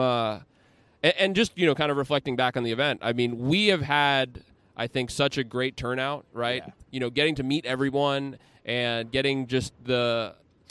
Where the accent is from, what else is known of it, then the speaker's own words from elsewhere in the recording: New York City, New York, United States; now in Dallas, United States; born and raised in Staten Island